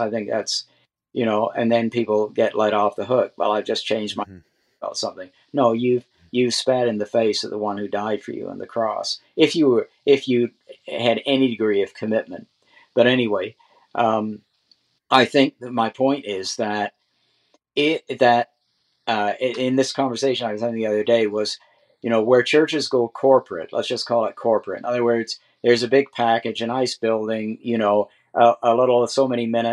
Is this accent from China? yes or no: no; Canada; I'm a Canadian, I'm subject to the Queen